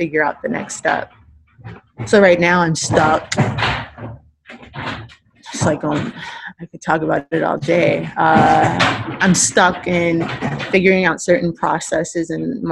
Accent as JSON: {"language": "English", "town": "Los Angeles", "region": "California", "country": "United States", "said": "I'm from South Central. My family, maternal and paternal sides, have been here via the Great Migration since the 1924."}